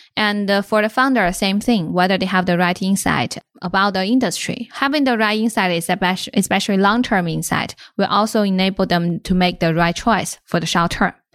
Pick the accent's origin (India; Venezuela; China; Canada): China; Inner Mongolia; moved away as an adult; also born or lived in California; now in United States; I was born and raised in Inner Mongolia